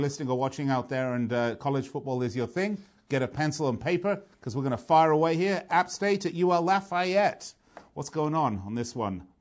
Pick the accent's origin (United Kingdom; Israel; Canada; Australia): United Kingdom; London; my hometown, London, England